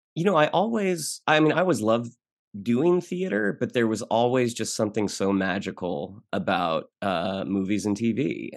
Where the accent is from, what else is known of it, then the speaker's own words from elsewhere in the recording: Orlando, Florida, United States; moved away as an adult; now in Los Angeles, United States; I grew up in Orlando